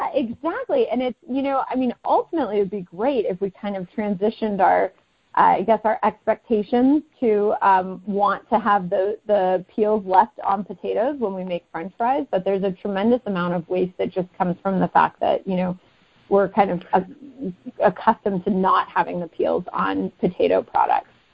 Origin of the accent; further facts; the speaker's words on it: Northern California, United States; moved away as an adult; also born or lived in Connecticut; now in Oakland, United States; I'm originally from Northern California